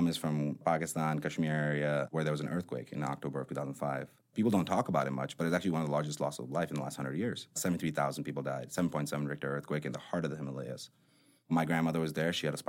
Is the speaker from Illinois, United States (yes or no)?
yes; Chicago, Illinois, United States; growing up in Chicago as a brown guy